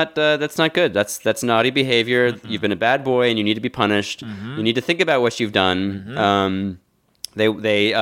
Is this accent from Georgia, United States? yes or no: no; Philadelphia, Pennsylvania, United States; My hometown star player Joel Embiid